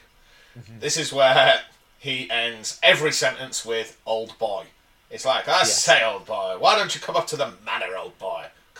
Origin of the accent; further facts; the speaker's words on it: Yorkshire and the Humber, United Kingdom; as an Englishman and a Yorkshireman